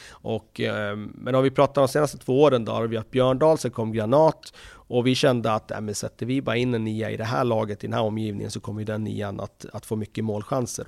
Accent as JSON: {"language": "Swedish", "town": "Västerås", "region": "Västmanland", "country": "Sweden", "tie": "born or raised there", "said": "när jag växte upp här i Västerås"}